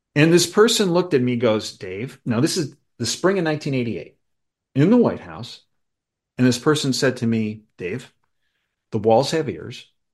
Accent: Chicago, Illinois, United States; I grew up in Chicago

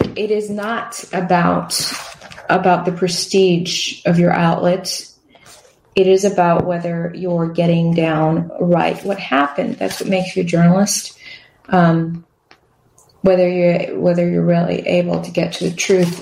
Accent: Wisconsin, United States; moved away; I grew up in Wisconsin

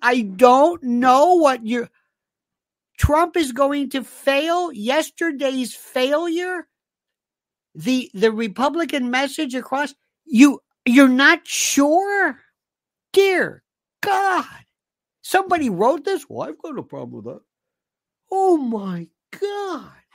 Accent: United States; I'm an American

